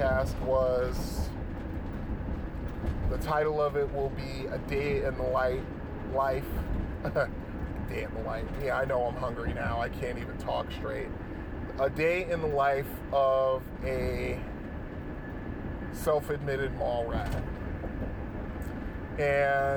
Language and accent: English; Bridgeport, Connecticut, United States; moved away; my hometown of Bridgeport, Connecticut